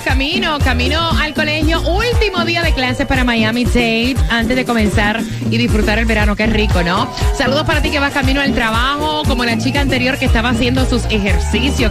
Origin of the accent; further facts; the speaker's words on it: Puerto Rico; soy boricua